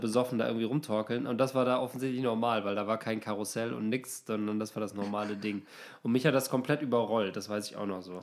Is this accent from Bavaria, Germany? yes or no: no; Osnabrück, Lower Saxony, Germany; moved away as an adult; also born or lived in Cologne / Hamburg; in meiner Heimatstadt Osnabrück